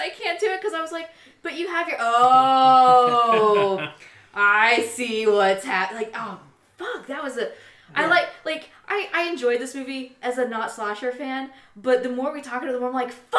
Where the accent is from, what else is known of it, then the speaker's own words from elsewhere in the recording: United States; As an American